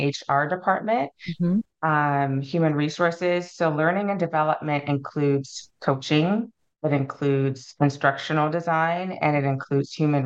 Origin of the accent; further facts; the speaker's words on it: Alaska, United States; I'm from Alaska, was born and raised